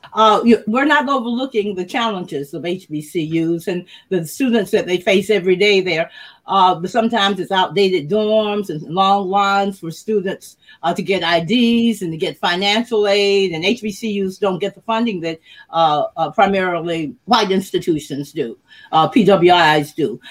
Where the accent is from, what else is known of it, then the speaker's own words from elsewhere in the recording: Macon, Georgia, United States; I was from Macon, Georgia.